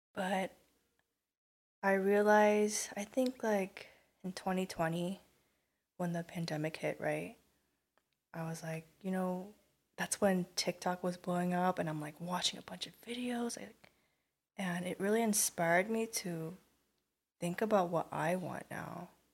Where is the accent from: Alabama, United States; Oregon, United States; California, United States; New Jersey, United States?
California, United States; Garden Grove; I'm from Garden Grove